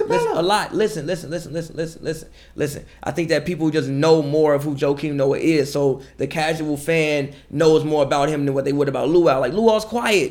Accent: Chicago, Illinois, United States; I'm from Chicago

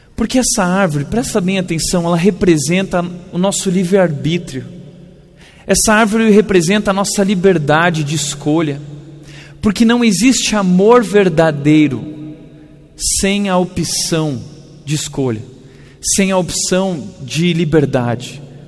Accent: Rio Grande do Sul, Brazil; Eu sou gaúcho

